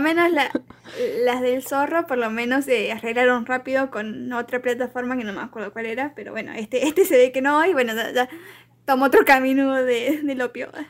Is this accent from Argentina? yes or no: yes; Argentina; yo siendo argentina